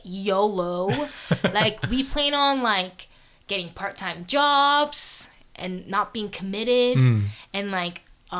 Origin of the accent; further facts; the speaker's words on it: Grayson, Georgia, United States; moved away; I'm from Grayson